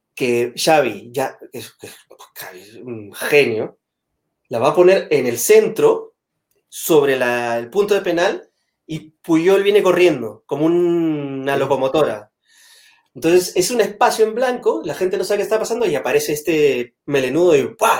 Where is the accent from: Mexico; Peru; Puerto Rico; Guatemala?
Peru; moved away as an adult; also born or lived in Madrid, Spain; now in Spain; en Perú somos mucho más eh, sutiles